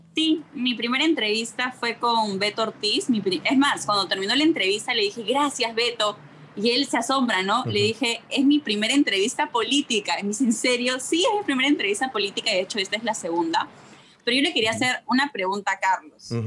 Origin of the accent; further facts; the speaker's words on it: Peru; estoy hablando como sociedad peruana